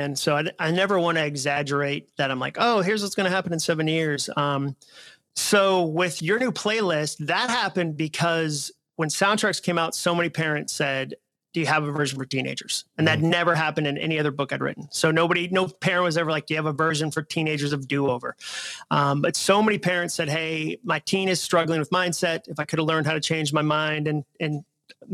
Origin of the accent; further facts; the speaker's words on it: Massachusetts, United States; moved away as an adult; also born or lived in Alabama; now in Nashville, United States; I was from Massachusetts and had gone to school in Alabama